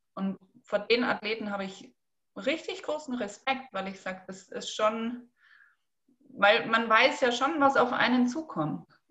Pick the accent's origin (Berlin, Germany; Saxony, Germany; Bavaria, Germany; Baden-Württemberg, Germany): Bavaria, Germany; Rosenheim; ich komme aus Rosenheim